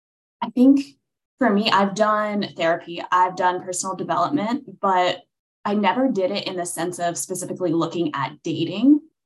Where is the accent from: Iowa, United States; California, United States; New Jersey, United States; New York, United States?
California, United States; Los Angeles; now in Nashville, United States; Yes, I'm from Los Angeles originally, but now living in Nashville as of about 2 years ago.